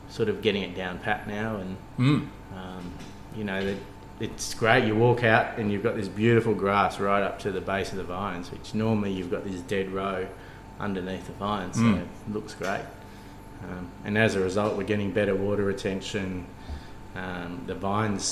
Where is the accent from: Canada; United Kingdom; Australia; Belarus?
Australia; Cooma, New South Wales; I grew up on a sheep farm, so we grew up near Cooma in the Monero on a Merino farm